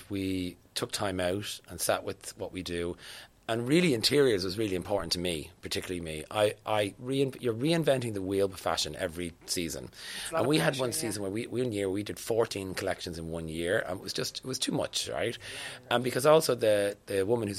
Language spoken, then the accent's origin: English; Ireland; as Irish people